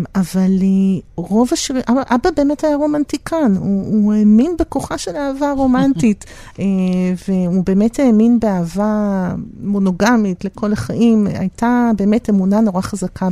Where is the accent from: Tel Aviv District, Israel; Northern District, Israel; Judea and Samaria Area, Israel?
Tel Aviv District, Israel; Tel Aviv; גרנו בדיזנגוף, אה, הם גרו בדיזנגוף, אחרי זה גם mm. אני נולדתי וגדלתי שם